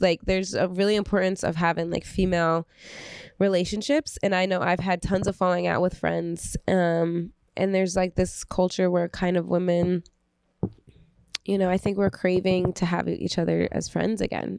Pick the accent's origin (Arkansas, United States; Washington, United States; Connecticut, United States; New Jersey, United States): New Jersey, United States; Belleville; I grew up in Belleville